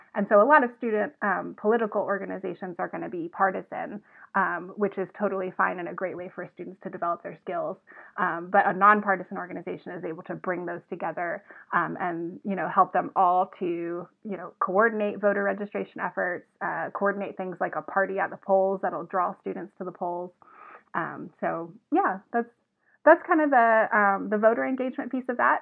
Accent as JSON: {"language": "English", "town": "Evans", "region": "Georgia", "country": "United States", "also_born_or_lived": "Athens, Georgia", "moved": "yes", "lives_now": "Arkansas, United States", "said": "I'm originally from Augusta, Georgia, uh, actually from Evans, Georgia, but it's Augusta"}